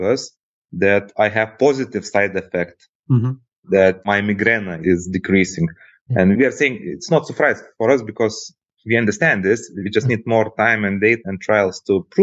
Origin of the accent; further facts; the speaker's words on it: Lithuania; Originally, by the way, I'm from Lithuania